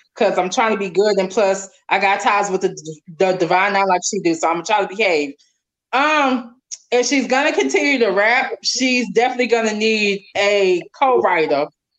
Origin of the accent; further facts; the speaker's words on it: Houston, Texas, United States; I'm from Texas. We from the South.